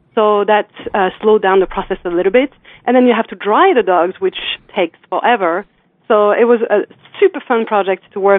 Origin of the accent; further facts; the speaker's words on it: France; I'm from France.